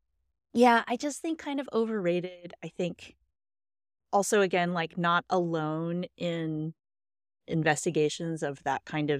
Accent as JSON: {"language": "English", "region": "Southwest", "country": "United States", "said": "And also I'm from the Southwest."}